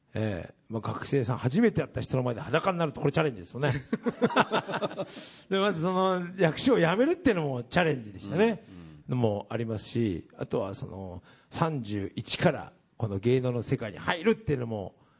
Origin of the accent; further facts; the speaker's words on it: Japan; うちの地元行ったらみんな2億3億の家建ってるわけですよ、うん、さつまいもでね